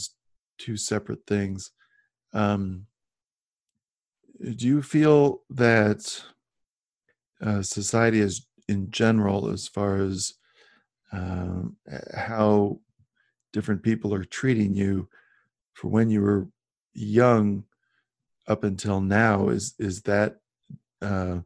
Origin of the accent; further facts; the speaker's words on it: Midwest, United States; I grew up in the Midwest and we just didn't really have minorities.